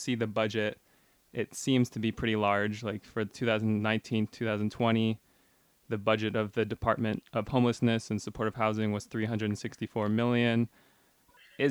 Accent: San Francisco, California, United States; I was born and raised in San Francisco

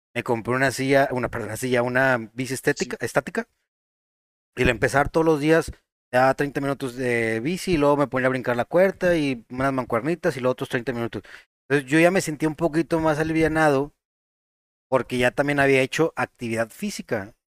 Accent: Monterrey, Nuevo León, Mexico; Nosotros somos de Monterrey, Nuevo León

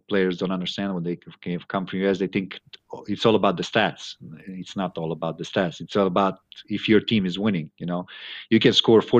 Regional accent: Croatia; moved away as an adult; also born or lived in United States / Europe; I went back to my hometown

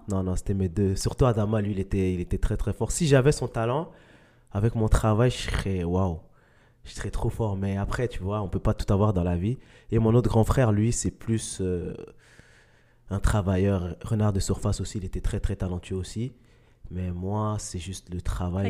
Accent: Mali; moved away; je suis né au Mali

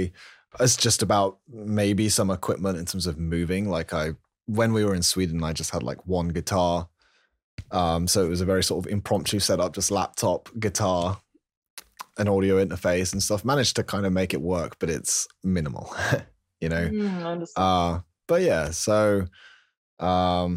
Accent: London, United Kingdom; now in York, United Kingdom; I'm from London originally, but like now we live sort of in the north, near York, in the UK.

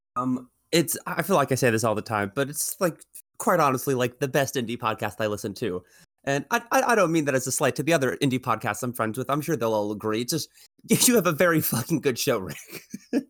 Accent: New York, United States; I'm from New York

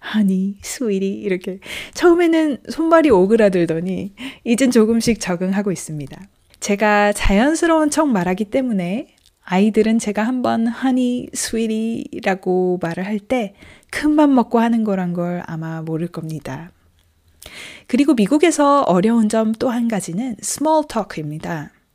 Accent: South Korea; moved away as an adult; now in United States; 뼛속부터 한국 사람이라

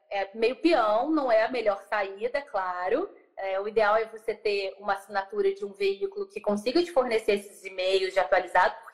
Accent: São Lourenço, Minas Gerais, Brazil; also born or lived in Juiz de Fora / Rio de Janeiro; eu sou de São Lourenço, eu sou do sul de Minas, eu sou do interior é, fiz faculdade primeiro, morei em Juiz de Fora, e depois fui para o Rio.

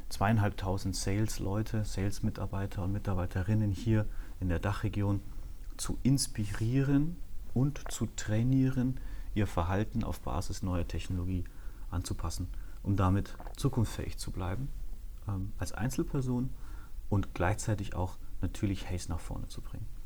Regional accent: Erlangen, Bavaria, Germany; moved away; bin in Erlangen aufgewachsen, das ist in Mittelfranken.

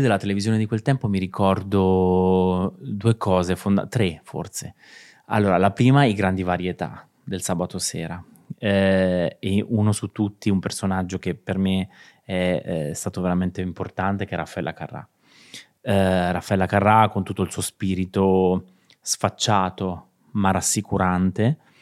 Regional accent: Chiaravalle, Marche, Italy; marchigiano, nato in un piccolissimo paesino di provincia che si chiama Chiaravalle, in provincia di Ancona

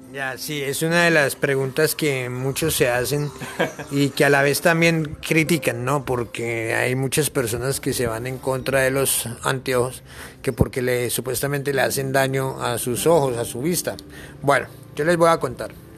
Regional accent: Bogotá, Colombia; moved away as an adult; vengo de la ciudad de Bogotá

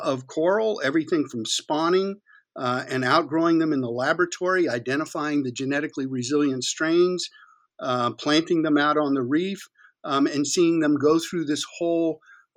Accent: Florida, United States; also born or lived in Key West, Florida; I was born in Florida, and I lived in Key West as a very little boy.

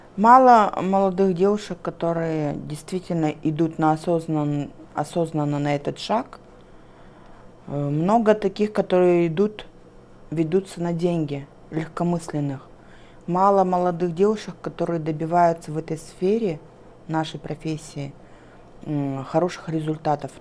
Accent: Kazakhstan; Я местная.

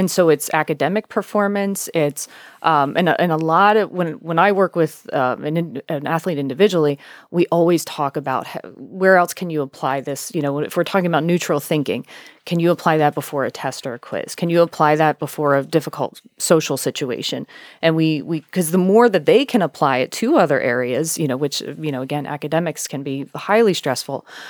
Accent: United States; I'm from York County

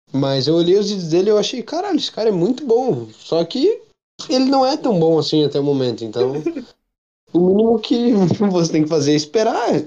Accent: southern Brazil, Brazil; eu sou sulista

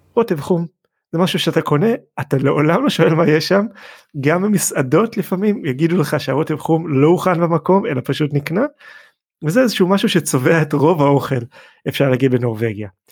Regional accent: Israel; אנחנו ישראלים

